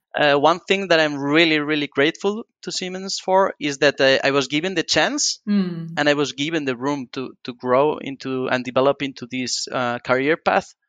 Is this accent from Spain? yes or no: yes; northern Spain, Spain; I come from a very small town in the northern part of Spain.